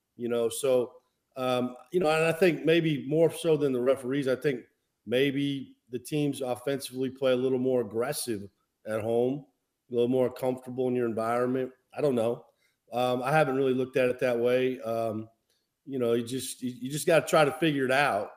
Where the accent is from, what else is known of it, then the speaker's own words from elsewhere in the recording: Midwest, United States; moved away; growing up in the Midwest